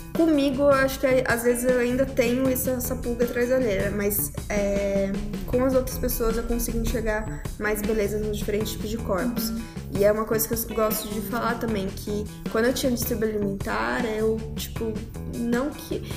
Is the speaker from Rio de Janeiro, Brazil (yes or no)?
no; Campinas, São Paulo, Brazil; moved away as an adult; now in São Paulo, Brazil; quando eu vim para São Paulo, que eu sou de Campinas, comecei a morar sozinha e, né, nos meus 18 anos